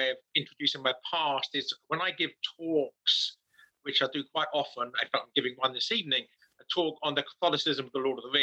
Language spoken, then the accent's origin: English; England, United Kingdom; moved away; my native England